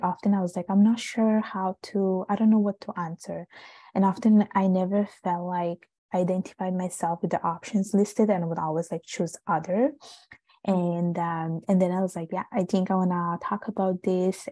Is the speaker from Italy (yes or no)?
yes; Italy; now in Montreal, Canada; I was born and raised in Italy